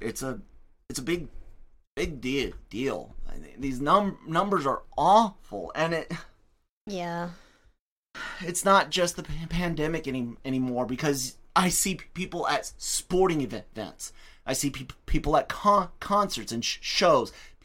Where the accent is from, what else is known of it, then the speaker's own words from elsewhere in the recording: United States; I am an American. I have American culture, sure. I have American experiences